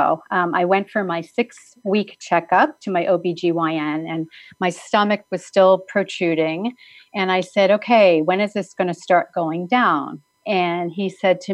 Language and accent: English; East Coast, United States; moved away as an adult; also born or lived in New Jersey; I had grown up on the East Coast, lived in New Jersey for 6 years after I was married